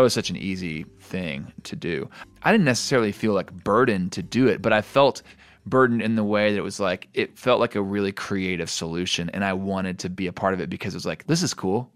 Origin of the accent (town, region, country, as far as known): United States